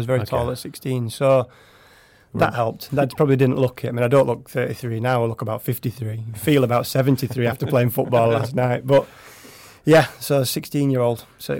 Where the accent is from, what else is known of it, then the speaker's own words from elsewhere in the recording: England, United Kingdom; I was born in England.